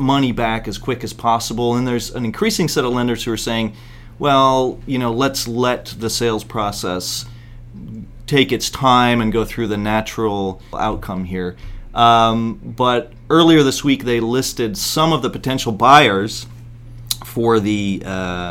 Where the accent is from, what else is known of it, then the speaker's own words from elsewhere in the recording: Bristol Bay, Alaska, United States; I'm from Alaska and from Bristol Bay and a fishing family